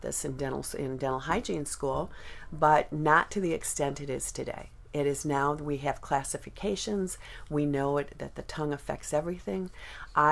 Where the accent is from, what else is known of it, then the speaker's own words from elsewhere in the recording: Chicago, Illinois, United States; moved away as an adult; now in Fountain Hills, United States; I'm from Chicago